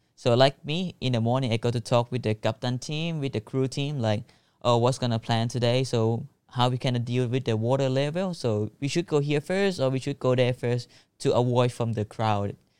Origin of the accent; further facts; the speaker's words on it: Phuket, Thailand; English is a second language; also born or lived in Phang Nga; I was born in Phuket, but I was moved to Punggye-na when I was born, like, for six months, because my parent is not able to treat me. So, I just go to Punggye-na to grow up with my grandpa and grandma. So, when I was, like, four, we just moved back to the Phuket